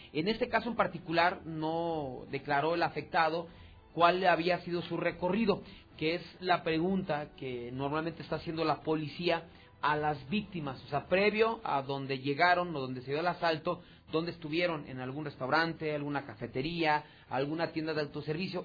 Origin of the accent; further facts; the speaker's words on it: Mexico; also born or lived in Aguascalientes; como mexicano